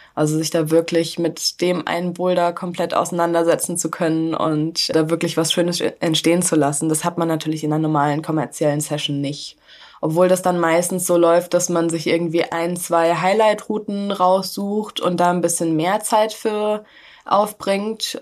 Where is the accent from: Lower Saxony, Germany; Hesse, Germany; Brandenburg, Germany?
Hesse, Germany; ich komme aus Hessen